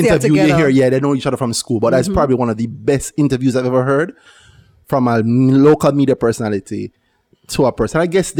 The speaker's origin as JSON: {"language": "English", "country": "Jamaica", "said": "We are pretty xenophobic in Jamaica."}